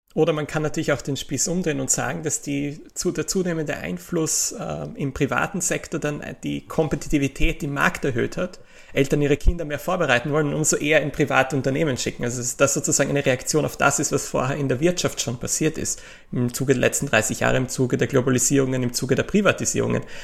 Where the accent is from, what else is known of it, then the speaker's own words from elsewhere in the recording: Austria; kann ich als Österreicher